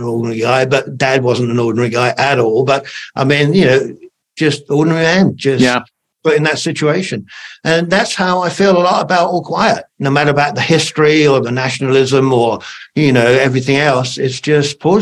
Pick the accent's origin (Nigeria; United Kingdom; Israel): United Kingdom; I'm British in the British Army